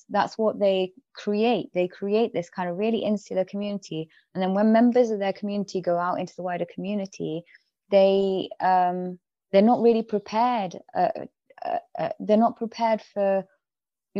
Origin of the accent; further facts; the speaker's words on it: England, United Kingdom; I grew up in England, in an area that was quite diverse